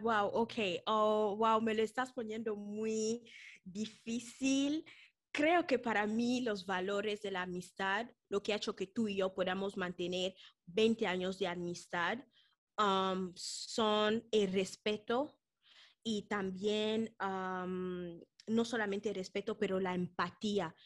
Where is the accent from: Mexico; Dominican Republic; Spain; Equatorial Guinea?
Equatorial Guinea; Malabo; moved away; venimos de Guinea Ecuatorial, hemos ido al liceo, al Colegio Francés de Malabo